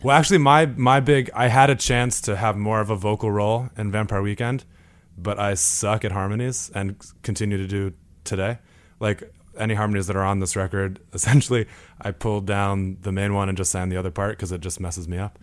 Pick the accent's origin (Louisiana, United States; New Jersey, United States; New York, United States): New Jersey, United States; Imlaystown; my town is very small. It's called, it's called Imlay's Town. But essentially, if you've ever been to Six Flags Great Adventure, I, I grew up five minutes from there.